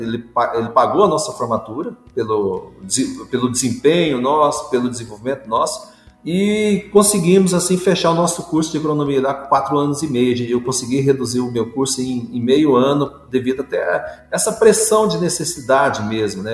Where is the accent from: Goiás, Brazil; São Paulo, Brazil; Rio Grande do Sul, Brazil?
Goiás, Brazil; Morrinhos; fui criado na, na zona rural, minha família é de origem rural e origem assim, muito humilde, do interior de Goiás, da cidade, eu sou da cidade de Morrinhos, onde nasci